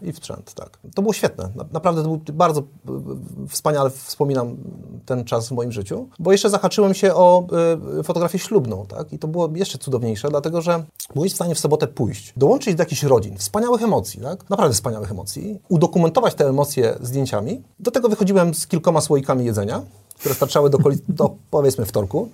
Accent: Kołobrzeg, West Pomeranian Voivodeship, Poland; also born or lived in Michigan, United States; Ja pochodzę z Kołobrzegu, z mojej miejscowości.

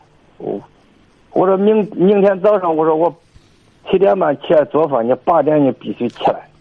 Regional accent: Luoyang, Henan, China; 我是河南洛阳的，

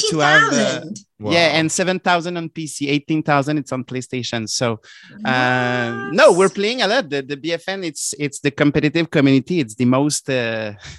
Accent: Canada; accent: French Canadian; my French Canadian accent was understandable.

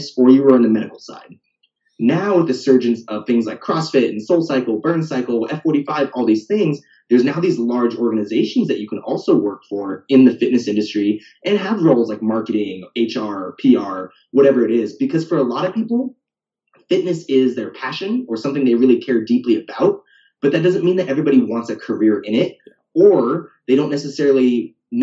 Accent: the Northwest, Pacific Northwest, United States; moved away as an adult; also born or lived in Portland; now in Austin, United States; I'm from the Northwest. I went to college in the Northwest. I've never left.

